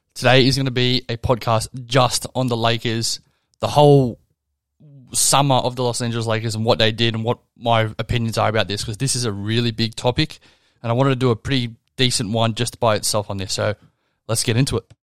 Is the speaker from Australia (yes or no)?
yes; Australia; I'm Australian